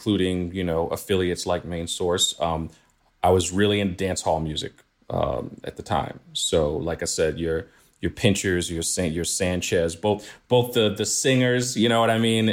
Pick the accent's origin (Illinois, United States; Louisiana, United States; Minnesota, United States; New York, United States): New York, United States; New York City; I grew up in Flatbush.